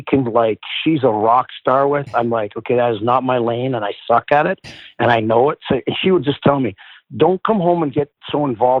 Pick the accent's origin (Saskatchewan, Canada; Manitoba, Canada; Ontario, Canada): Saskatchewan, Canada; Porcupine Plains; I felt like I was lucky that I got to be there